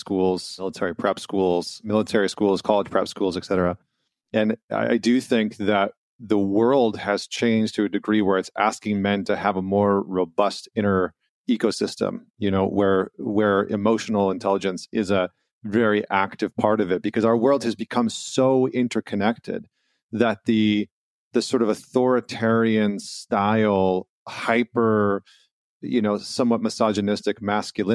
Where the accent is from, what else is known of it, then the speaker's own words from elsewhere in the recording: Canada; as a Canadian